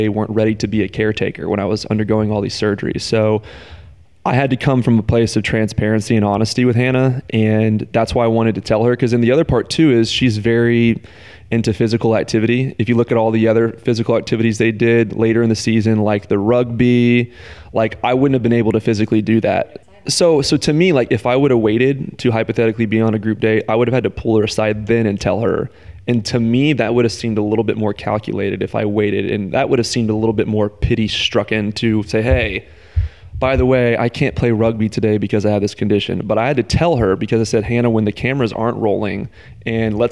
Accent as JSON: {"language": "English", "region": "the South", "country": "United States", "said": "I'm from the South"}